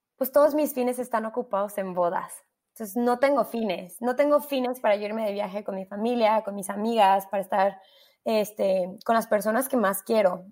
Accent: Mexico; also born or lived in London; nosotros como mexicanos

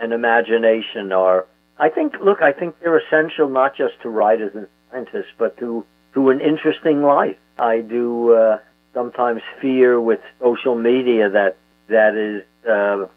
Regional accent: New York City, New York, United States; I had 37 first cousins when I was growing up in Brooklyn

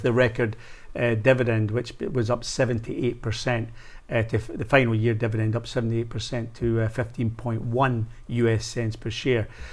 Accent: Scotland, United Kingdom; as a Scotsman

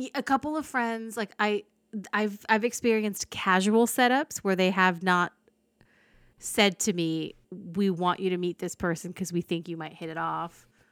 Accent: Fillmore, California, United States; also born or lived in Ventura, California; I lived in Fillmore at the time

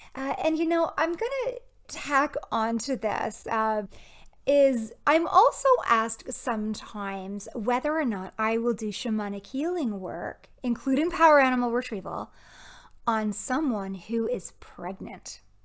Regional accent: Toronto, Ontario, Canada; moved away; my time spent at Anishinaabe Health Toronto, um, it's an Indigenous community back in my hometown.

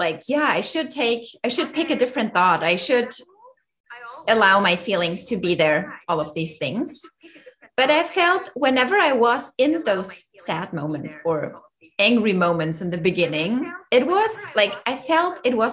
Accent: Germany; moved away; also born or lived in Austria; I'm originally from Germany and I was like in the mountains in Austria for pretty much all my life.

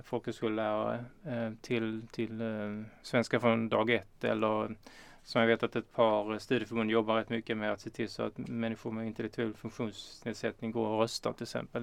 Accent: Norra Åsum, Skåne, Sweden; also born or lived in Lund; Jag är uppvuxen i Norra Åsum som ligger eh, några kilometer utanför Kristianstad.

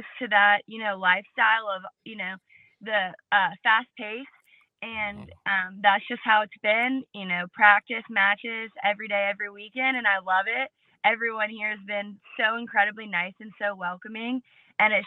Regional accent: Georgetown, South Carolina, United States; I'm from Georgetown, South Carolina, near the beach and the water.

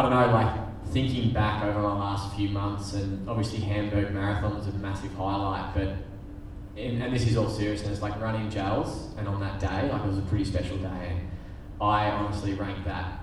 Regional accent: Bendigo, Victoria, Australia; also born or lived in Brisbane; being a country boy, like, you just drive the commie into the town in Bendigo

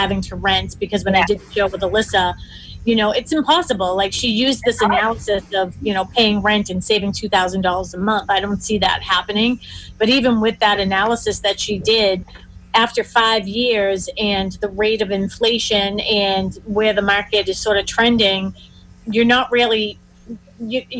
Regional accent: Randolph, Massachusetts, United States; also born or lived in Dorchester / West Bridgewater / Hull; They moved to Randolph until I was in fifth grade

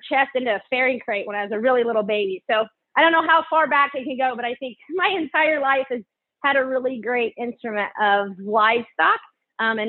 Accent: Greenfield, Indiana, United States; we now live and raise show pigs on the farm that I grew up on in Greenfield

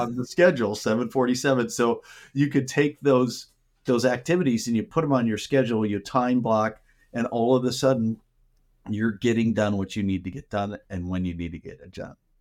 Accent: Minnesota, United States; moved away as an adult; now in Arizona, United States; I grew up in Minnesota, and I spent half my life there

